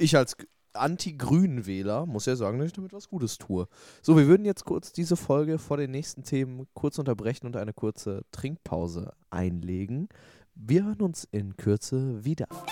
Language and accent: German; Hamm, North Rhine-Westphalia, Germany